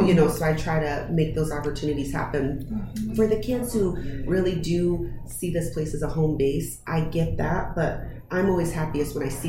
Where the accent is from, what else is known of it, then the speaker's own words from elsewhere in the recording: Texas, United States; Well, so growing up, I grew up in Texas on mm-hmm. Army base